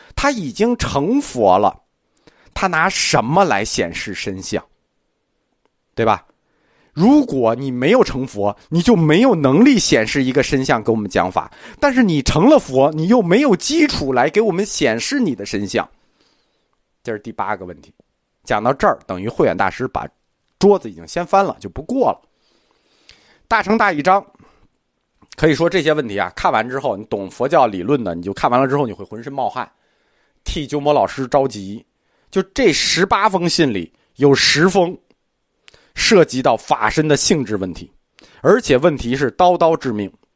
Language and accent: Chinese; China; 我们中国人觉得